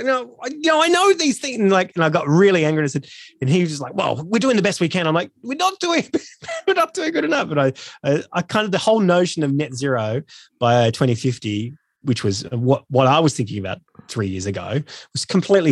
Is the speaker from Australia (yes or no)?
yes; Australia; I am really ashamed about being Australian